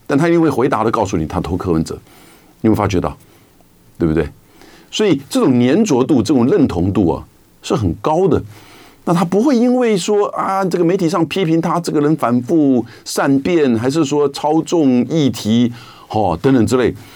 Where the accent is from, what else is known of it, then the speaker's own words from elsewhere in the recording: Taiwan; 我们台湾人大概也看习惯了